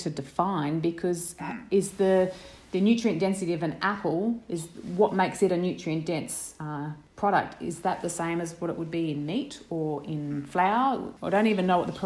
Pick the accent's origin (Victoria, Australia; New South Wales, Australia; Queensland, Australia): Queensland, Australia; Brisbane; now in Mary Valley, Australia; I grew up in Brisbane